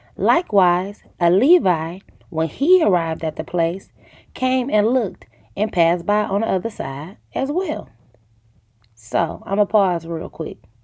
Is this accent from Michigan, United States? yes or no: yes; Detroit, Michigan, United States; I am from the east side of Detroit.